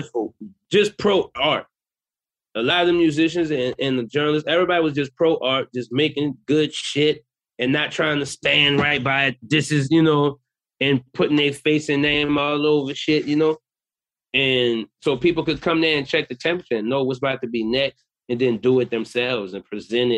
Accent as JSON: {"language": "English", "town": "New Orleans", "region": "Louisiana", "country": "United States", "said": "I'm from New Orleans"}